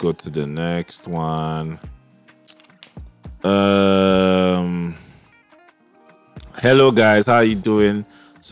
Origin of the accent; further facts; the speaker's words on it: Adamawa, Nigeria; I was from Adamawa